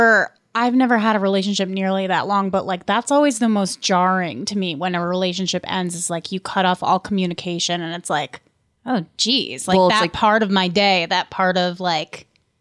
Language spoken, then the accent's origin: English; New York, United States; Oddly enough, I'm from New York.